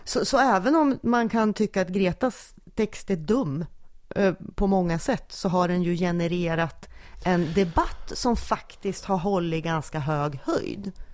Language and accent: Swedish; Junsele, Västernorrland County, Sweden; jag är en lantistjej från Junsele